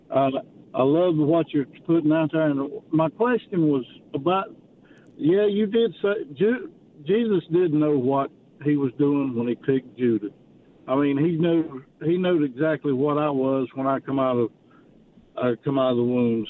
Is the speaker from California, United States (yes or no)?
no; North Carolina, United States; now in Virginia, United States; I'm from North Carolina